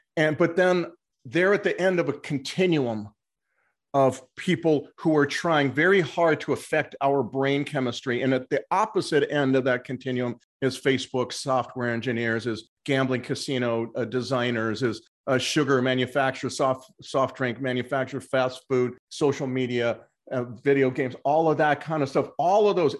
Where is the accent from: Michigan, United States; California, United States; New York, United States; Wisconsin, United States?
California, United States; Los Angeles; moved away as an adult; also born or lived in Mexico; I'd grown up in Los Angeles